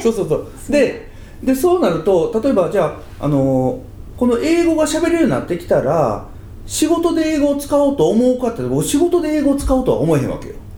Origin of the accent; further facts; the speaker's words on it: Kansai, Japan; 関西人なんで